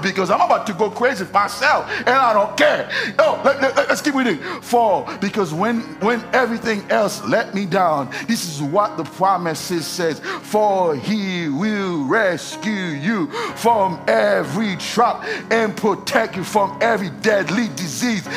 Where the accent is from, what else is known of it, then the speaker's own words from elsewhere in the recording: Haiti; English is a second language; moved away; I'm from Haiti. If you don't know that, I have an accent.